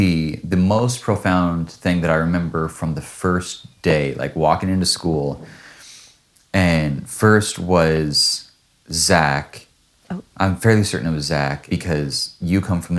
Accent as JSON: {"language": "English", "town": "Washougal", "region": "Washington", "country": "United States", "tie": "born or raised there", "moved": "as an adult", "lives_now": "Singapore", "said": "I'm like, well, I grew up in Washougal."}